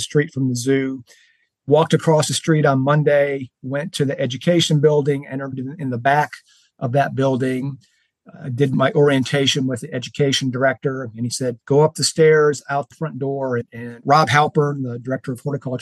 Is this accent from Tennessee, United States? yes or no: no; Alabama, United States; now in Raleigh, United States; I grew up in Alabama